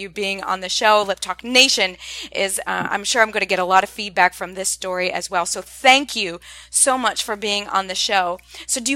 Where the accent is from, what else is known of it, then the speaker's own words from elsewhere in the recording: Ohio, United States; moved away; I'm originally from Ohio